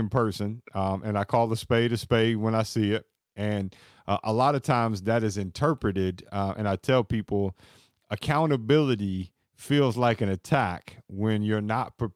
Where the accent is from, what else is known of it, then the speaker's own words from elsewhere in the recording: the South, United States; And that's when I'm from the South.